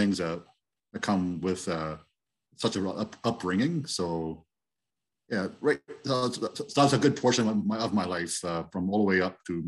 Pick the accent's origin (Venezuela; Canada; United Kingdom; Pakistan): Canada; Dutton, Ontario; moved away as an adult; also born or lived in St. Thomas, Ontario / Iona Station, Ontario; I was born and raised here in this area. First in Iona Station, and then into Dutton area.